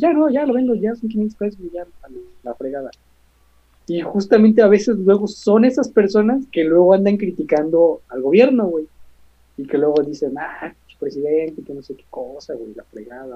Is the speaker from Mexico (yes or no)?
yes; Mexico; also born or lived in Xalapa; no tanto como estudiantes de derecho, sino también pues como mexicanos